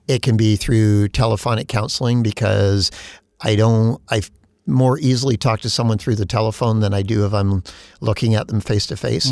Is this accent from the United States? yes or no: no; Canada; as a Canadian